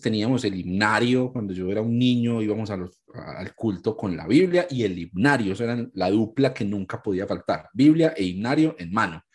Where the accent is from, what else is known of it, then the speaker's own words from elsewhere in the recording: Ibagué, Tolima, Colombia; moved away as an adult; now in Medellín, Colombia; soy colombiano, soy de una ciudad más al centro del país que se llama Ibagué y pues vivo aquí en Medellín hace ya 13, casi 14 años